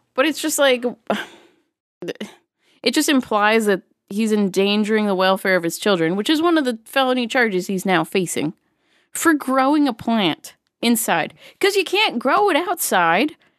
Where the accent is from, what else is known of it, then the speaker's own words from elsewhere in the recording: Massachusetts, United States; growing up in Massachusetts